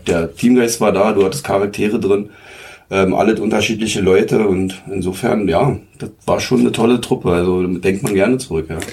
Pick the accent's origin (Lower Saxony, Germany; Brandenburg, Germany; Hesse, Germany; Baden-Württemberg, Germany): Brandenburg, Germany; Zeuthen; meine Heimat ist ja Zeuthen. Ich habe ja damals auch ähm, so als Jugendlicher die Fusion mitgemacht mit SG Zeuthen